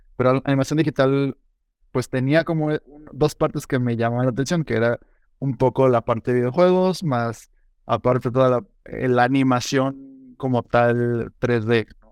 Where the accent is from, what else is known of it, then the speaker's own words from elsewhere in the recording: Morelia, Michoacán, Mexico; now in San Luis Potosí, Mexico; yo no soy de, de, aquí de San Luis, em, yo crecí en Morelia, Michoacán.